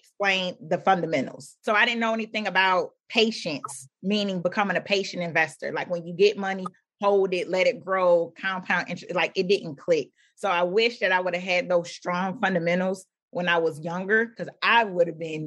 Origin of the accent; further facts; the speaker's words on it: Philadelphia, Pennsylvania, United States; When I was growing up in Philadelphia, where I lived